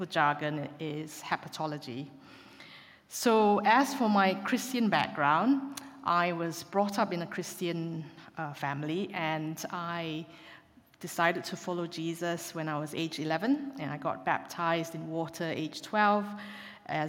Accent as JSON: {"language": "English", "country": "Malaysia", "also_born_or_lived": "Glasgow, United Kingdom", "moved": "as an adult", "lives_now": "Exeter, United Kingdom", "said": "I am from Malaysia, and I came over to the UK to do my university medical degree at Glasgow University"}